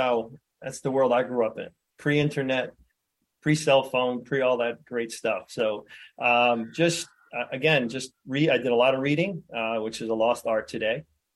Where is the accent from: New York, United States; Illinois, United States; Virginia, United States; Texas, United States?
New York, United States; New York City; moved away as an adult; now in New Hampshire, United States; I was born and raised in Brooklyn and single mom, four kids.